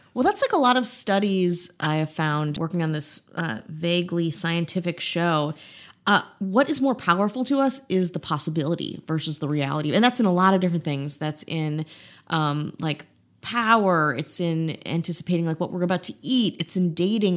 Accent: Midwest, United States; I'm just a, a boring Midwestern woman from the Midwest

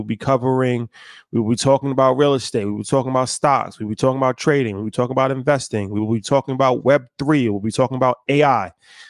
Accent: Chicago, Illinois, United States; I'm a Chicagoan to Chicagoans.

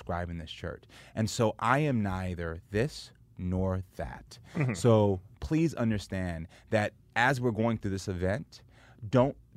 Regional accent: Houston, Texas, United States; moved away; also born or lived in Parkland, Florida; I'm from Houston, Texas

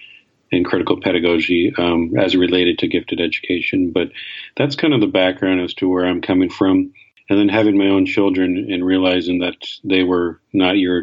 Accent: Canada; I grew up in Canada

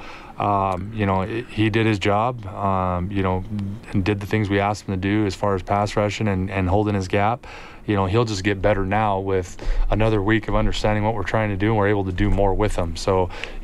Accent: Yuma, Arizona, United States; now in Edmonton, Canada; I grew up in Yuma, Arizona

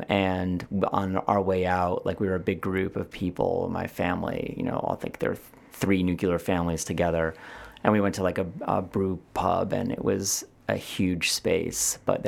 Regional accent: East Coast, United States; I know what TCBY is. I'm from the East Coast.

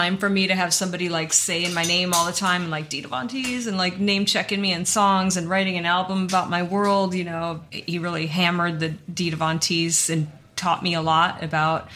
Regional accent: United States

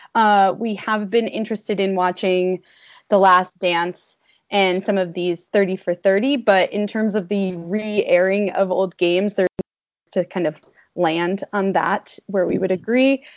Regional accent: New England, United States; born or raised there; moved away as an adult

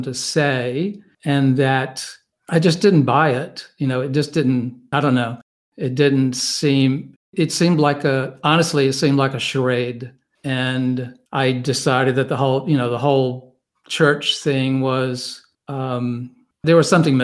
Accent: Wentworth, North Carolina, United States; moved away as an adult; also born or lived in Baltimore; I was born and raised in North Carolina in a small village called Wentworth, which is outside of a small town called Reidsville

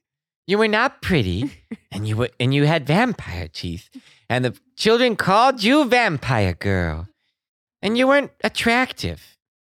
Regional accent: Boston, Massachusetts, United States; I'm from Boston.

